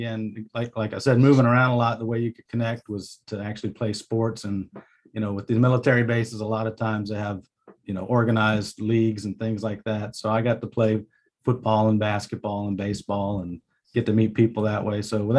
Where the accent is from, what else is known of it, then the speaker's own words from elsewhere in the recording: Jacksonville, Florida, United States; also born or lived in Puerto Rico / Virginia Beach / Orlando / Charleston; I was born in Jacksonville Beach, Florida.